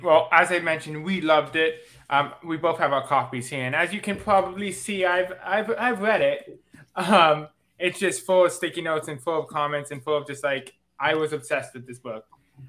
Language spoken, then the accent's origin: English; Canada; now in United States; I was born and raised in Canada. I am Indian descent, but I've always had that kind of divide that you talk about in this book, where it's like, I'm not from India. I don't speak the language.